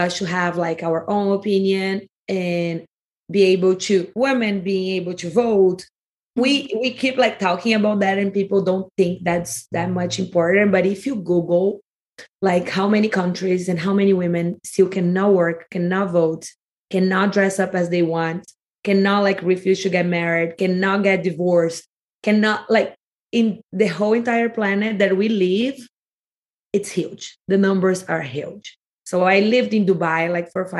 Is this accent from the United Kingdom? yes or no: no; Rio de Janeiro, Brazil; accent: Rio (Carioca); first language Portuguese; English is a second language; moved away as an adult; now in California, United States; my accent's more like towards like Rio, and then like we push more the S on it